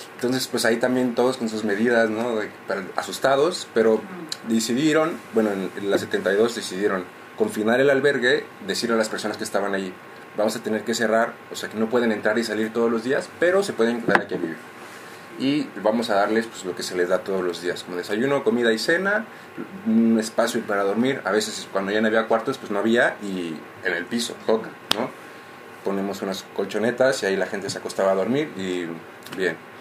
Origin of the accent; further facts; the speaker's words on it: Mexico; moved away; yo vengo de México